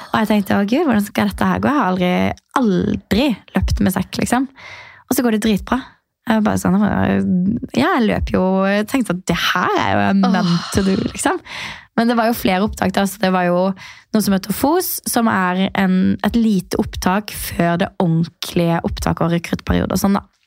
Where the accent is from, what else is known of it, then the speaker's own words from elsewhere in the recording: Birkeland, Agder, Norway; now in Oslo, Norway; jeg er rett og slett eh, vokst opp på et veldig lite sted som heter Birkeland. Ja. Og der, eh, altså Det er ca. en halvtime unna Kristiansand. Så det er på Sørlandet